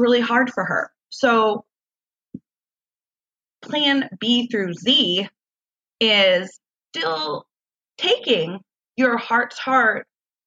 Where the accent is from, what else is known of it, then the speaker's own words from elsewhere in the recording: Washington, United States; moved away as an adult; now in Southern California, United States; moving here to California, I'm from Washington State